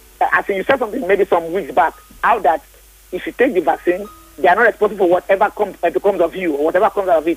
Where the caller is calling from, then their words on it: Isolo, Lagos, Nigeria; from Isolo.